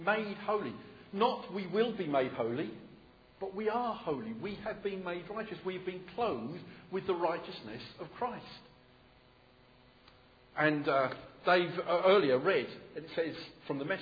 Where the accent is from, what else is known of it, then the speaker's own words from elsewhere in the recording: United Kingdom; I'm British